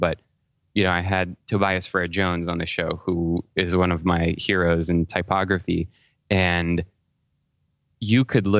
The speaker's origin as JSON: {"language": "English", "town": "Paris", "region": "Île-de-France", "country": "France", "tie": "born or raised there", "moved": "as an adult", "lives_now": "United States", "said": "Well, my origin story is I was born in Paris, France. My dad is French and my mom is from California, but I actually grew up there until I graduated from high school."}